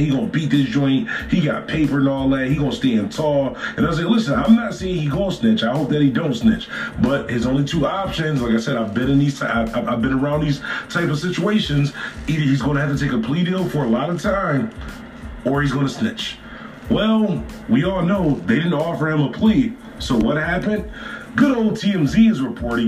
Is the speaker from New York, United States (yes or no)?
yes; Buffalo, New York, United States; I'm from Buffalo, New York